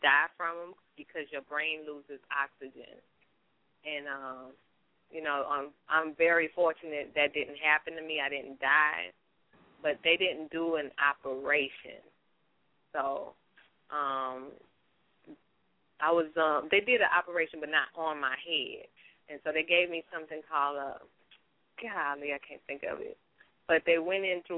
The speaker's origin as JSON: {"language": "English", "town": "New Orleans", "region": "Louisiana", "country": "United States", "tie": "born or raised there", "also_born_or_lived": "Bronx, New York", "said": "I was born in New York, but raised in New Orleans"}